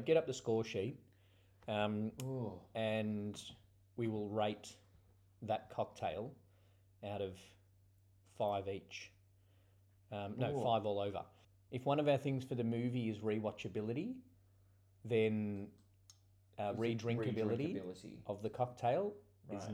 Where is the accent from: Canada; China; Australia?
Australia; we are Australian